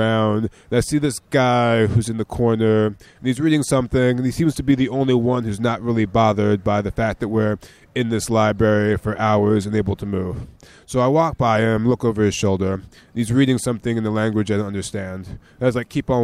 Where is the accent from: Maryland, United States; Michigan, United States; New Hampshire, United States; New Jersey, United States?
Maryland, United States; moved away as an adult; now in Israel; I grew up in the countryside of Maryland to Christian parents, and I'm African American